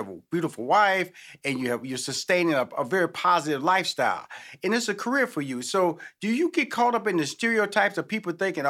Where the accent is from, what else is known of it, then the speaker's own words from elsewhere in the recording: Houston, Texas, United States; because I'm from Houston, Texas. I know about them fixings.